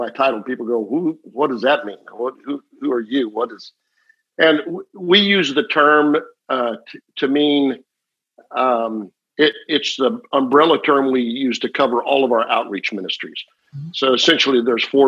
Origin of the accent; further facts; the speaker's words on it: Omaha, Nebraska, United States; moved away as an adult; also born or lived in Oklahoma City, Oklahoma / Amarillo, Texas; I grew up in Omaha, Nebraska.